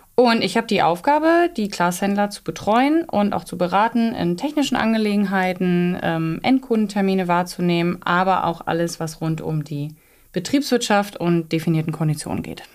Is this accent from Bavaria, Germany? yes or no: no; Northeim, Lower Saxony, Germany; also born or lived in Osnabrück; komme aus dem südlichen Niedersachsen. Das ist im Landkreis Göttingen, Nordheim